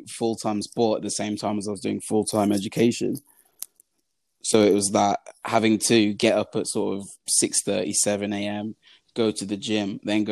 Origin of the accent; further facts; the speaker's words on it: Birmingham, West Midlands, United Kingdom; growing up in Little Aston in Birmingham, where we grew up, we were the only Black family in the neighborhood